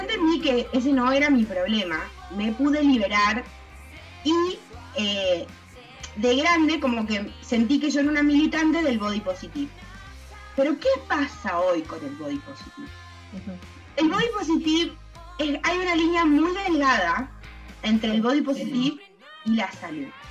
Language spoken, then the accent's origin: Spanish; Tucumán, Argentina; moved away; also born or lived in United States; yo soy de Tucumán